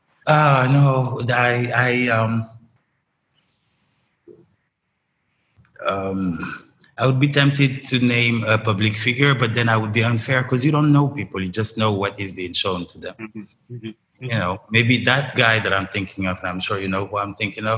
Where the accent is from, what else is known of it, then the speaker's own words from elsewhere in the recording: Dakar, Senegal; I grew up in Dakar, but like in the best of Dakar